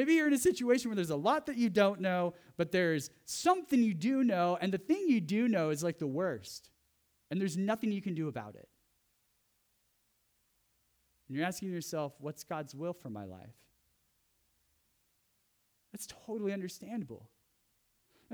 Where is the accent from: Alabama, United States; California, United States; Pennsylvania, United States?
California, United States; Central; moved away; I grew up in Central California where there was lots of fog